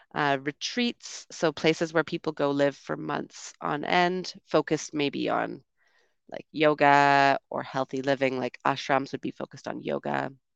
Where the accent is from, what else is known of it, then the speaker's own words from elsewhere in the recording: Canada; moved away as an adult; also born or lived in United Kingdom; I'm from Canada originally